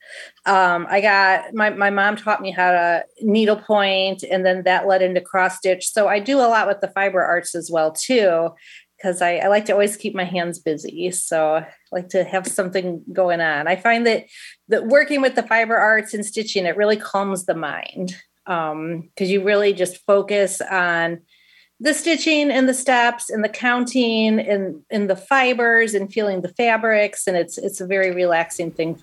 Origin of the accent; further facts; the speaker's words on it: Schererville, Indiana, United States; I am from Schererville, Indiana, and born and raised